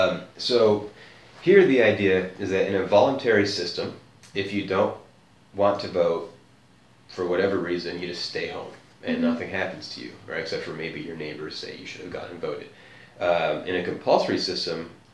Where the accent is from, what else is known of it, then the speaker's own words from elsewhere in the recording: United States; as an American